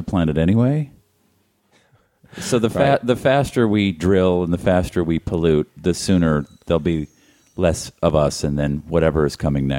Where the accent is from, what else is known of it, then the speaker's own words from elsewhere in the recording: United States; I'm an American.